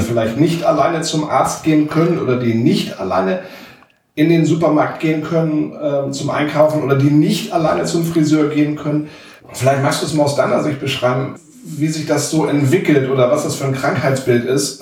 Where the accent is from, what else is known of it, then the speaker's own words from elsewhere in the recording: Walsrode, Lower Saxony, Germany; wir kommen beide aus Walzrode